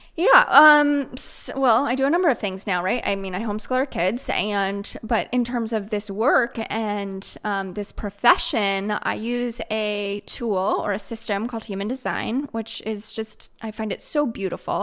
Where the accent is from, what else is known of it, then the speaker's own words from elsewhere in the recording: Midwest, United States; moved away as an adult; now in Raleigh, United States; I grew up in the Midwest